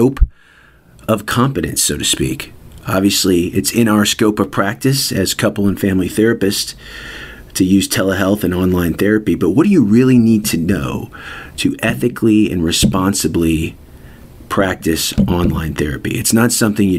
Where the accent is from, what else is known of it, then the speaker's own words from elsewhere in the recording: Louisville, Kentucky, United States; in my hometown of Louisville, Kentucky